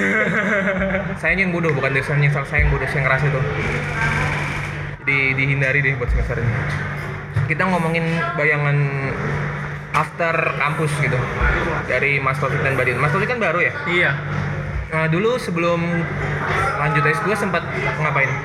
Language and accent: Indonesian; Karawang, West Java, Indonesia; aku orang Karawang loh